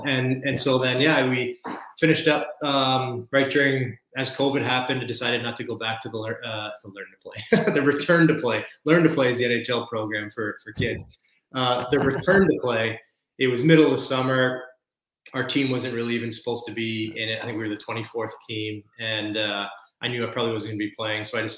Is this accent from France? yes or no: no; Burnaby, British Columbia, Canada; I grew up in Burnaby, British Columbia, home of Joe Sakic, which is what most people think of with Burnaby.